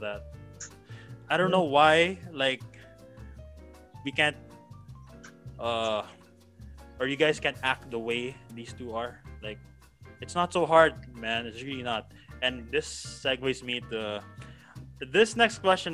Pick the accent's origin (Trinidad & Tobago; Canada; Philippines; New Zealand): Philippines; also born or lived in San Francisco, United States; I was born in San Francisco but lived life here in the Philippines for the most part